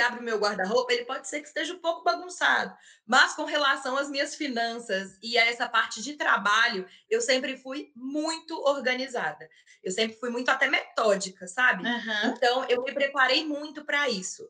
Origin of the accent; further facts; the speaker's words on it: Belo Horizonte, Minas Gerais, Brazil; eu tenho 26 anos e sou aqui de Belo Horizonte